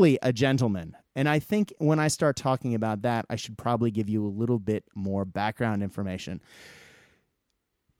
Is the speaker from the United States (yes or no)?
yes; United States; moved away as an adult; now in Australia; I'm American by birth and Australian now